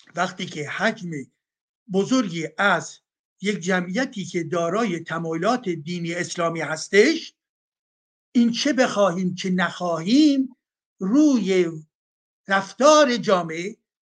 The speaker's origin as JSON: {"language": "Persian", "country": "Iran", "moved": "yes", "said": "مایی که از ایران اومدیم بیرون"}